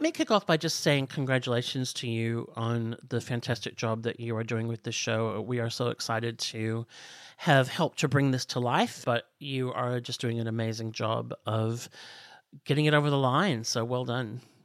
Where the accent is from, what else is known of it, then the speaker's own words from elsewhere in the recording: outside of Chicago, Illinois, United States; moved away as an adult; also born or lived in Los Angeles, United States; now in Australia; I grew up outside of Chicago